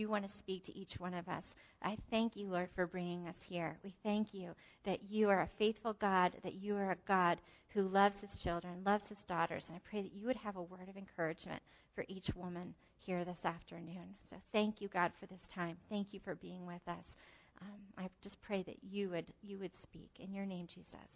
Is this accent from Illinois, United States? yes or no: no; New Jersey, United States; moved away; I'm from New Jersey